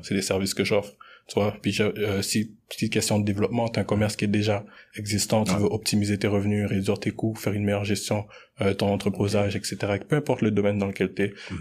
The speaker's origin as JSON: {"language": "French", "town": "Montreal", "region": "Quebec", "country": "Canada", "tie": "born or raised there", "also_born_or_lived": "Congo (DR Congo)", "said": "j'ai grandi vraiment entouré euh, d'haïtiens dans ma vie. Tu sais, j'ai grandi à Anjou, j'ai grandi à, RDP"}